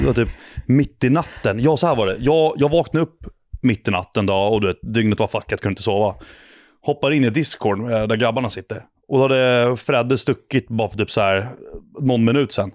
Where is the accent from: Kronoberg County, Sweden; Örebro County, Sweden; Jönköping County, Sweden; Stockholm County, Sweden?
Stockholm County, Sweden; Ingarö; born or raised there